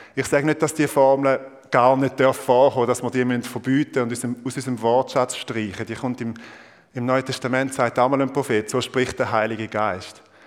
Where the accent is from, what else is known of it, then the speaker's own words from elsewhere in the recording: Thurgau, Switzerland; Ich bin Ostschweizer. Ich bin Thurgauer. Und äh, ihr wisst vielleicht, der, der Kanton Thurgau nennt man auch Mostindien. Also, und ich bin nicht nur einfach dort geboren und aufgewachsen